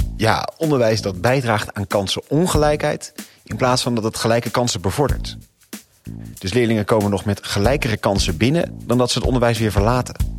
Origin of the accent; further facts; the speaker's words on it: Rotterdam, South Holland, Netherlands; je weet dat ik uit Rotterdam kom